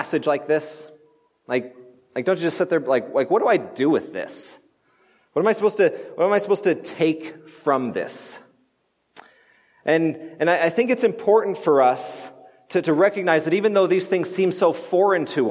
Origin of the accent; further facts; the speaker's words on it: United States; I'm an American